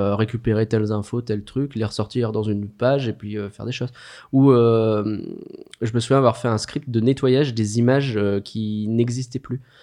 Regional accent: France; Nous sommes français.

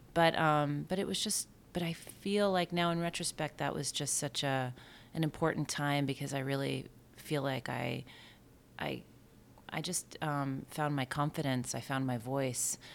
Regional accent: Bayport, New York, United States; I grew up, um, in Bayport on Long Island

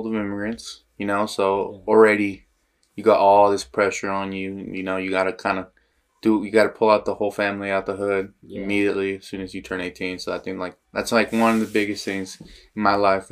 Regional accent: Salt Lake City, Utah, United States; from Glendale

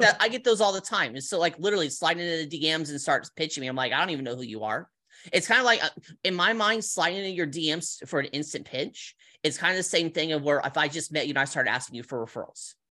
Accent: California, United States; moved away as an adult; also born or lived in Colorado; now in Las Vegas, United States; I'm from California, moved to, moved to Colorado when I was eighteen

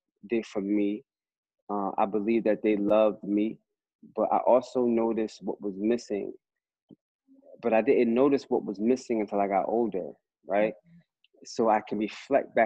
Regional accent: Atlantic City, New Jersey, United States; also born or lived in Brooklyn, New York; I was born in Brooklyn, New York, but I was raised in Atlantic City, New Jersey

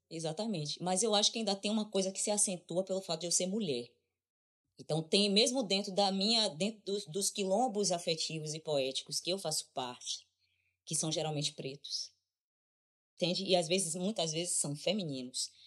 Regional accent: Brazil; a única coisa que me diz que eu sou brasileira é o meu passaporte, é a minha identidade, é quando eu digo eu sou brasileira

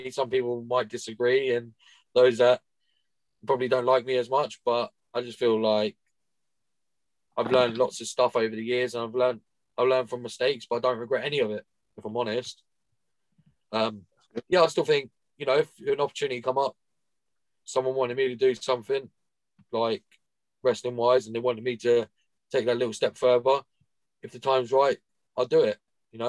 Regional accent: Watford, East of England, United Kingdom; Get stuffed. Get stuffed. I'm from Watford.

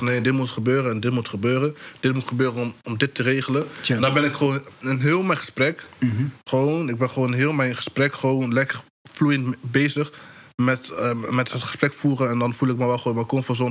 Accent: North Brabant, Netherlands; Kijk, wij komen uit Brabant. Misschien kan je horen aan mijn accent een beetje soms. Maar wij komen uit Brabant

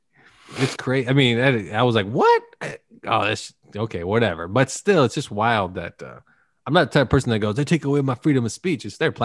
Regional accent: Canada; Well, I don't pay taxes because I'm Canadian.

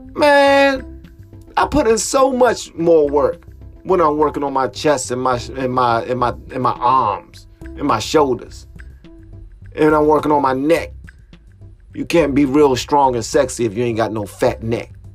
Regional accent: Washington, District of Columbia, United States; moved away as an adult; now in Prince George's County, United States; I'm from Southeast DC

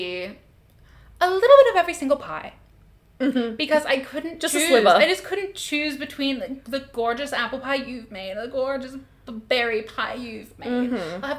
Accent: Australia; Being Australian

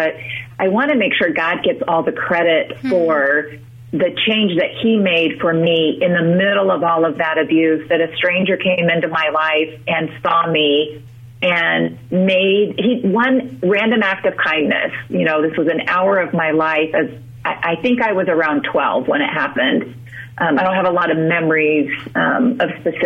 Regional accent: Utah, United States; I'm originally from Utah

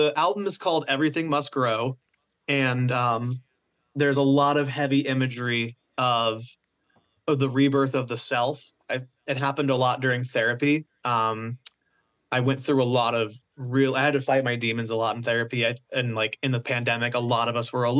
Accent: Florida, United States; moved away as an adult; now in New Jersey, United States; I just wanted to get out of Florida so badly. And I was like, there has to be more to life than this shitty touristy

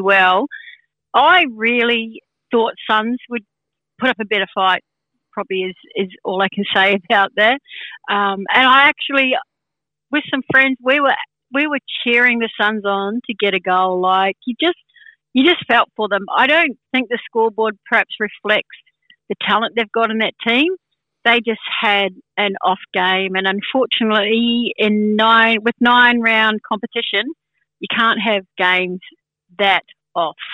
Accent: Sydney, New South Wales, Australia; I'm from Sydney

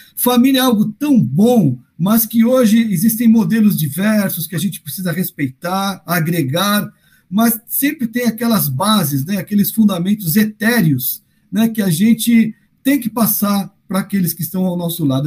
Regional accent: São Paulo, Brazil; Eu sou de Arthur Alvim, Flávio, somos vizinhos de infância

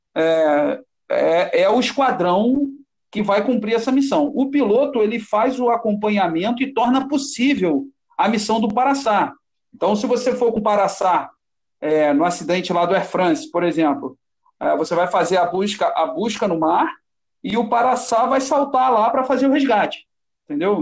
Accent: Nova Iguaçu, Rio de Janeiro, Brazil; Eu, quando era garoto, né, meu pai é do Corpo de Bombeiros, e aí nós somos de Nova Iguaçu, aqui da Baixada Fluminense, no Rio

